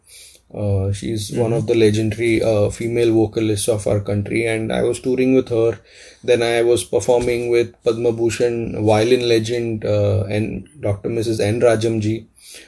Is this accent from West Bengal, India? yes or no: no; Mumbai, Maharashtra, India; moved away; also born or lived in Boston / Los Angeles / Charlotte; being born and brought up in Mumbai